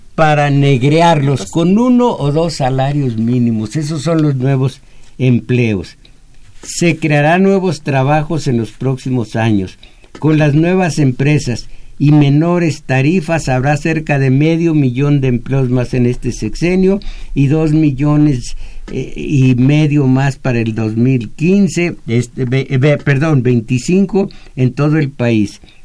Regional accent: Mexico; yo nací en México

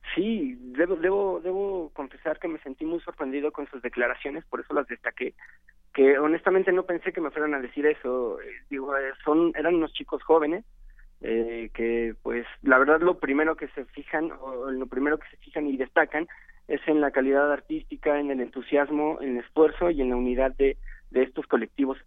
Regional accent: Guanajuato, Mexico; soy de aquí de Guanajuato Capital

